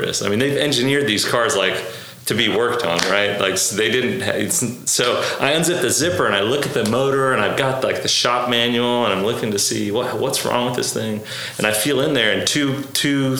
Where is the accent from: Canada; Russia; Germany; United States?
United States; Oklahoma; also born or lived in Beirut, Lebanon; I was actually born in Beirut. Yeah. I immigrated here when I was 4. I grew up in Oklahoma. We moved to Oklahoma when I was 5, and I've grown up here ever since